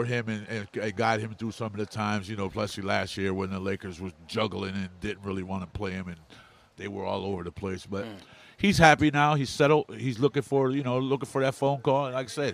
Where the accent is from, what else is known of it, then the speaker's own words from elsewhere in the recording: Connecticut, United States; I was raised in Connecticut, so I'm a Walt Frazier fan